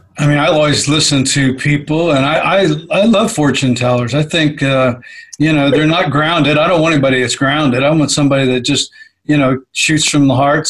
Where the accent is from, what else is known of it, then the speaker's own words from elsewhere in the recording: Texas, United States; Well, we're from Texas.